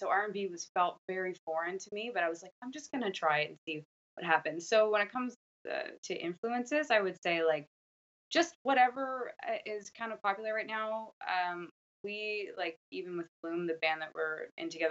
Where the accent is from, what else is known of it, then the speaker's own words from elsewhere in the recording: Canada; I'm Canadian